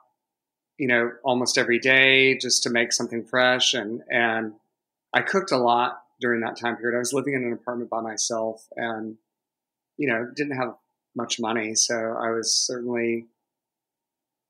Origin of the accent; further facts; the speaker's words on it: Savannah, Georgia, United States; now in Atlanta, United States; I grew up in Savannah on the coast